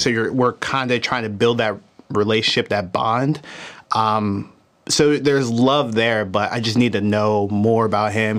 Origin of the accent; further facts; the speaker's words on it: Philadelphia, Pennsylvania, United States; I was born in Philadelphia, Pennsylvania